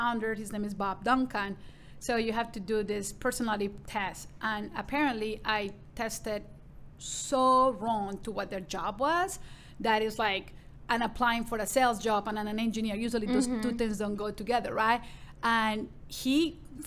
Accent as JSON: {"language": "English", "town": "Medellin", "region": "Antioquia", "country": "Colombia", "tie": "born or raised there", "also_born_or_lived": "Vancouver, Canada / Victoria, Canada", "second_language": "English", "moved": "as an adult", "lives_now": "Dallas, United States", "said": "growing up in Colombia, and especially in Medellin, in the 80s"}